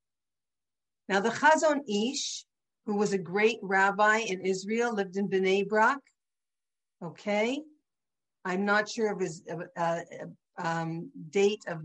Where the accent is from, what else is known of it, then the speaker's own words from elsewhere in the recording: St. Catharines, Ontario, Canada; I'm from St. Catharines. We talked to strangers our whole life.